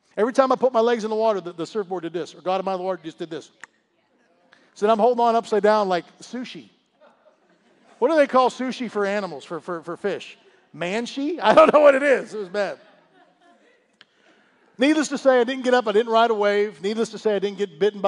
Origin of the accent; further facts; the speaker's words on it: Pittsburgh, Pennsylvania, United States; moved away; also born or lived in Florida; growing up in Pittsburgh